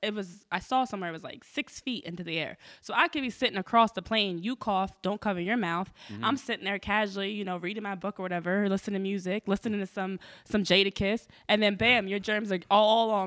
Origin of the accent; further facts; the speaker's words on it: New Jersey, United States; I'm from Jersey.